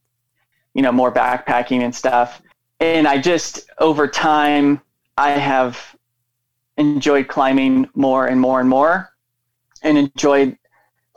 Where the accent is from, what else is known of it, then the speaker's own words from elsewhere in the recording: Seattle, Washington, United States; moved away as an adult; also born or lived in Montana; I grew up in the Seattle area